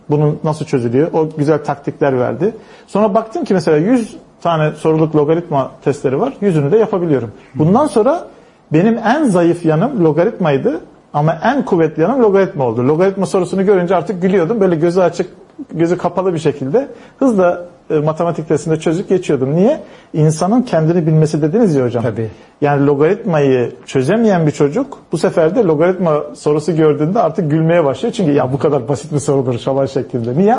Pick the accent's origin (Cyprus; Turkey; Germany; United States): Turkey; Istanbul; Şeyde şimdi ben Zeytinburnu çocuğuyum doğma büyüme. Tabii biz çamurlu sokaklarda büyüdük.